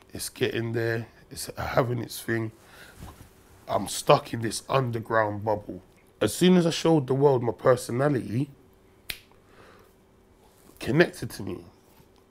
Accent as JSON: {"language": "English", "region": "London", "country": "United Kingdom", "said": "So I'm from Brixton"}